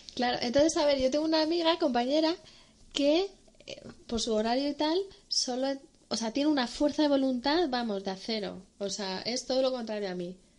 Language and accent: Spanish; Madrid, Community of Madrid, Spain; Somos dos chicas madrileñas